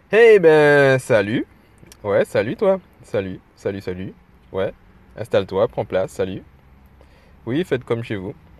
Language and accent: French; Guadeloupe; je suis en Guadeloupe, je suis guadeloupéen